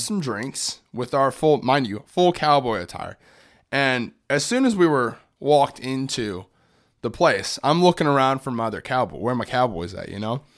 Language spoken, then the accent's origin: English; Orlando, Florida, United States; I grew up in Orlando